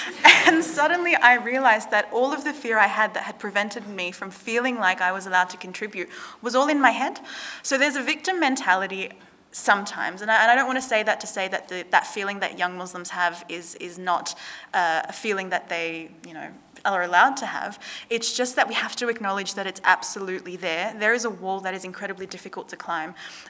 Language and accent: English; Sydney, New South Wales, Australia; I grew up in Western Sydney. I was surrounded by very ethnically diverse people.